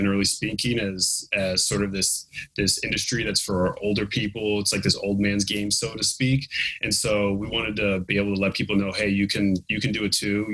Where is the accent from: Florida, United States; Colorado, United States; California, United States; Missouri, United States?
California, United States; my home state of California